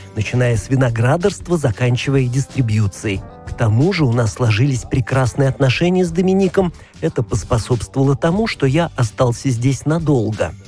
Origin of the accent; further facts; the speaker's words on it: Auvergne-Rhône-Alpes, France; moved away as an adult; also born or lived in Beaune; now in Burgundy, France; Я сам не из Бургундии, а из Аверна